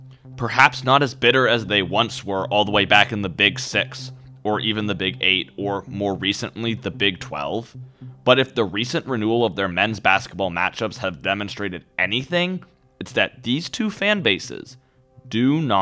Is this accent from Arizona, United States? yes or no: no; North Carolina, United States; moved away as an adult; now in Missouri, United States; I'm actually from North Carolina. As a Mizzou student